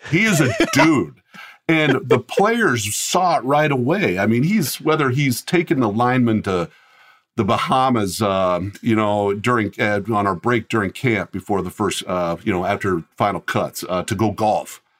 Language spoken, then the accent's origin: English; Colorado, United States; also born or lived in Fremont, Nebraska; when I was young, we moved to Colorado, so I grew up in Colorado.